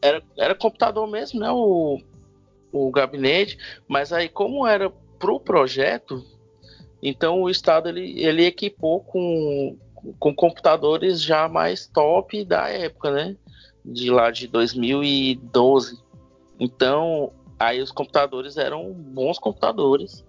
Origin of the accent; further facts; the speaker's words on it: Itapajé, Ceará, Brazil; moved away as an adult; now in Sobral, Brazil; eu não sou de Sobral, né? Eu sou de uma cidade chamada Itapajé, que fica a 110 quilômetros de Sobral.